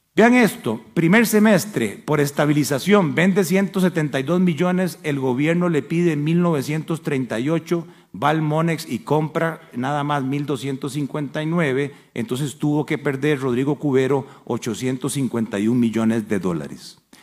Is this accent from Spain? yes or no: no; Costa Rica; como cualquier costarricense